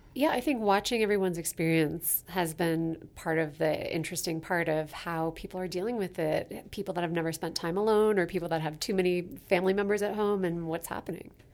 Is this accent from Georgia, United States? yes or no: no; Basalt, Colorado, United States; now in Denver, United States; grew up in the western slope in a little town called Basalt, Colorado